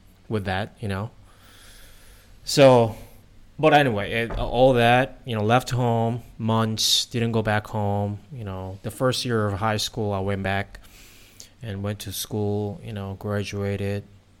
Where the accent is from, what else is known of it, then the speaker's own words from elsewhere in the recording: South Korea; moved away as an adult; also born or lived in United States; now in Thailand; I was born and raised in South Korea